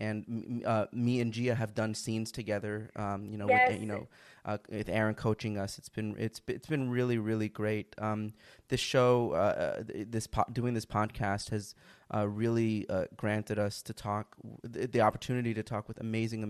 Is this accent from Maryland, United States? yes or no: no; Miami, Florida, United States; moved away as an adult; now in New York City, United States; I'm from Miami.